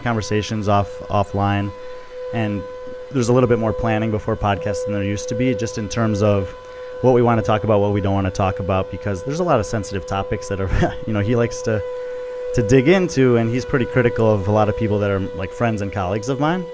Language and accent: English; Chicago suburbs, Illinois, United States; moved away as an adult; also born or lived in Texas / Dominican Republic; grew up in Chicago suburbs